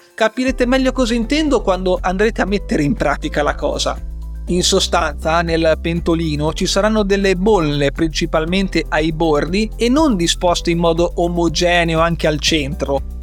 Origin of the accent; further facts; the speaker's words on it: Liguria, Italy; da buon ligure